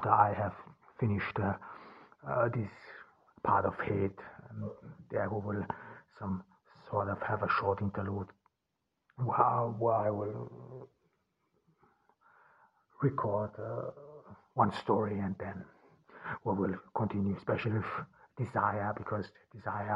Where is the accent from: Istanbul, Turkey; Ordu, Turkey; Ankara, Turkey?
Ordu, Turkey; here in Turkey on this cloudy July day in Ordu in my hometown